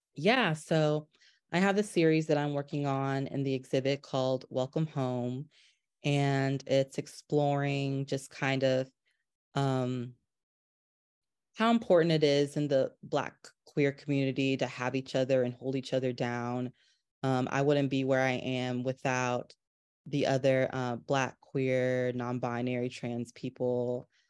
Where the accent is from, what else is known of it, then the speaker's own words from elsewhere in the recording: North Carolina, United States; growing up in North Carolina